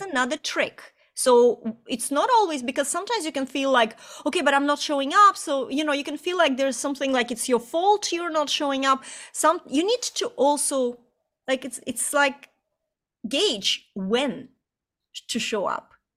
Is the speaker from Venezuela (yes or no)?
no; Estonia; moved away; also born or lived in Ireland; just before we immigrated from Ireland back into Estonia, where I'm from originally